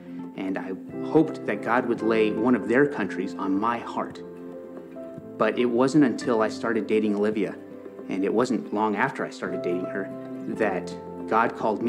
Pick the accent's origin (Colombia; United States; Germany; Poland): Colombia; I grew up in Colombia, South America as a missionary kid, and so I know Spanish